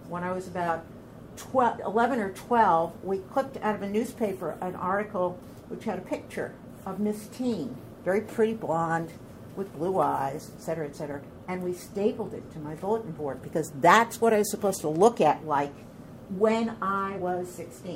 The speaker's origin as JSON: {"language": "English", "area": "Orange County", "region": "New York", "country": "United States", "also_born_or_lived": "Bedford, Westchester, New York", "said": "I come from Orange County, New York"}